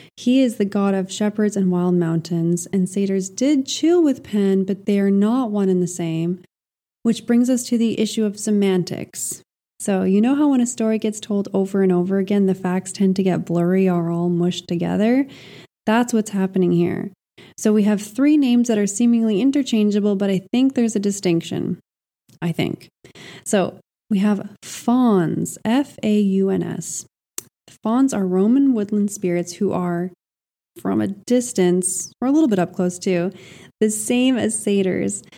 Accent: Montreal, Quebec, Canada; moved away; also born or lived in Iberia; I left the dry Iberian heat for Montreal, my hometown

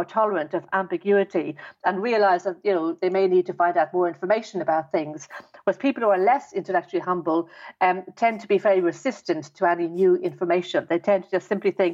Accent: Dublin, Leinster, Ireland; I was brought up in Ireland, in Dublin.

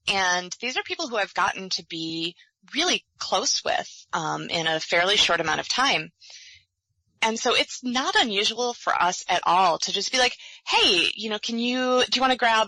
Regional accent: Michigan, United States; moved away as an adult; also born or lived in Gainesville, Florida; now in Sarasota, United States; having grown up and gone to college for a couple of years in Michigan

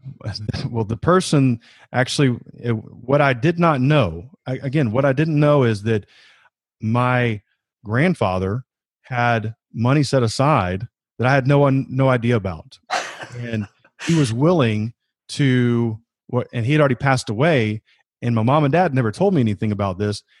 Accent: Georgia, United States; moved away as an adult; also born or lived in South Carolina; I grew up in Georgia.

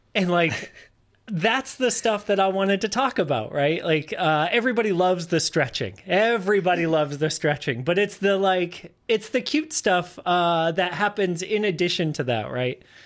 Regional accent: Massachusetts, United States; moved away as an adult; now in Austin, United States; I'm from Massachusetts. I moved down here to Austin in 2013

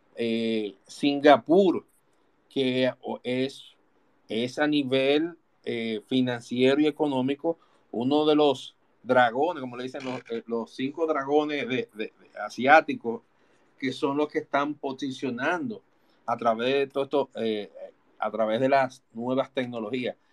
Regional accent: Dominican Republic

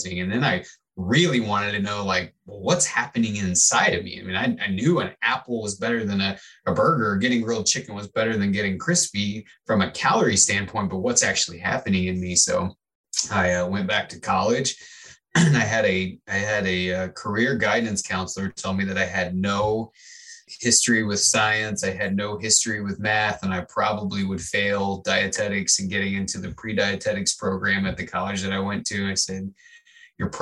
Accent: Midwest, United States; I grew up in the Midwest

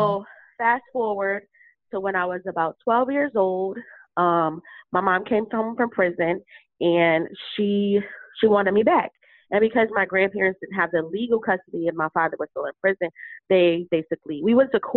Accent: Bridgeport, Connecticut, United States; I'm from Bridgeport, Connecticut

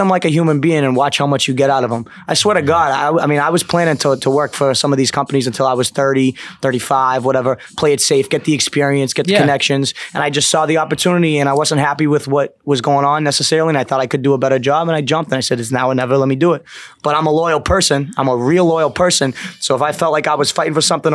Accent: south of Boston, Massachusetts, United States; I'm not from Boston, but I'm from Massachusetts, and I grew up south of the city

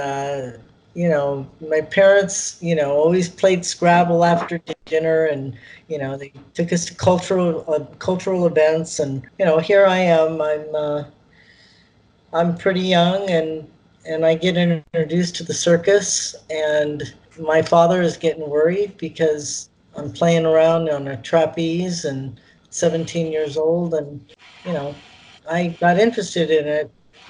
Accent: California, United States; accent: valley girl; I am from California, and I'm what they call as a valley girl

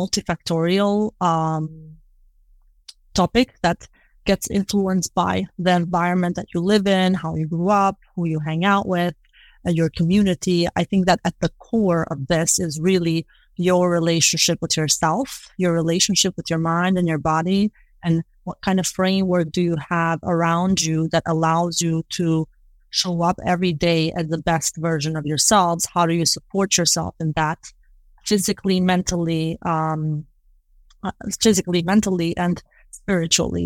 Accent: Kosovo; moved away; I'm originally from Kosovo. I was born and grew up there

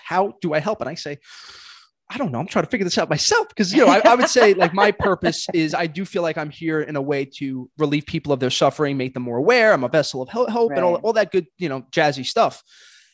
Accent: New York City, New York, United States; born and raised in Brooklyn, I am

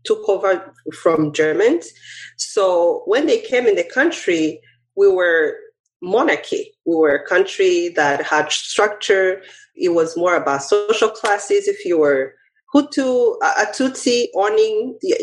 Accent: Rwanda; now in United States; Growing up, of course, in Rwanda

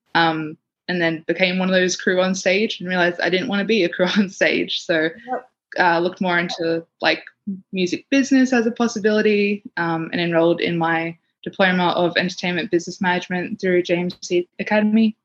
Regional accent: Sydney, New South Wales, Australia; now in Canberra, Australia; I grew up in Western Sydney

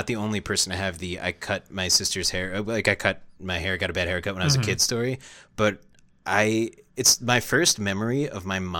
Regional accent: Southampton, New York, United States; I grew up in Southampton, New York. That's one of the Hamptons, which is not to say I grew up with money

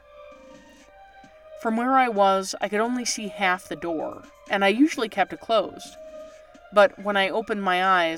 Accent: Canada; moved away; I'm from Canada originally

